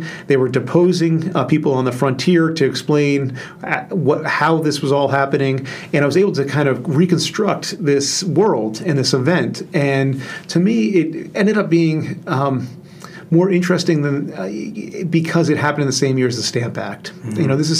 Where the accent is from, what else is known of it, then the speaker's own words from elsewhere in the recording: Boston, Massachusetts, United States; I grew up in Boston.